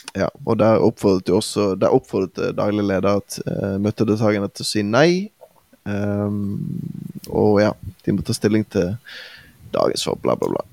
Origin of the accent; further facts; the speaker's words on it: Bergen, Vestland, Norway; vi har jo våre egenheter i, som, som bergensere